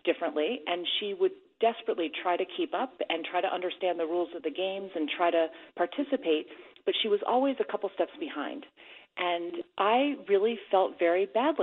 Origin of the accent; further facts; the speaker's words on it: Baltimore, Maryland, United States; So I grew up in Baltimore, Maryland, in one of the suburbs